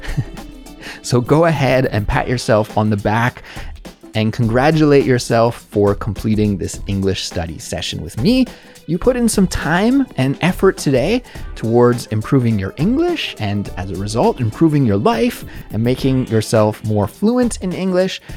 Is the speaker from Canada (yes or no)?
yes; Canada; moved away as an adult; now in South Korea; growing up in Canada or the States in the nineties like I did